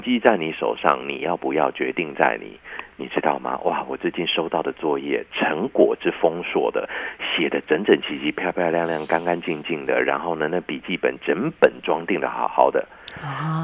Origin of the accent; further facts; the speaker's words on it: Taiwan; 我是那个时候出生的台湾人